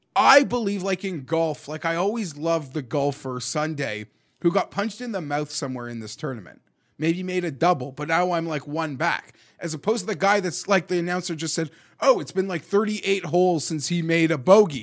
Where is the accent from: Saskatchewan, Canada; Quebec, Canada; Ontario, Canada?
Ontario, Canada; Toronto; where I grew up in Toronto